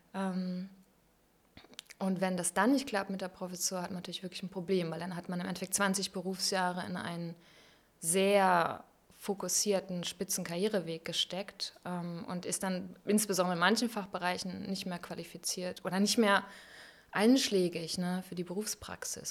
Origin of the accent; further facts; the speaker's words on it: Bodenwerder, Lower Saxony, Germany; also born or lived in Hamelin; Da bin ich ja. geboren und aufgewachsen, an der schönen Weser